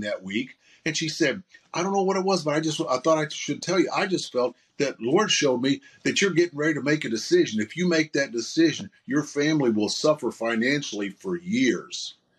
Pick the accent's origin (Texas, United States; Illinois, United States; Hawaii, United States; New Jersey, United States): Illinois, United States; Southern; I grew up in Southern Illinois, is where I grew up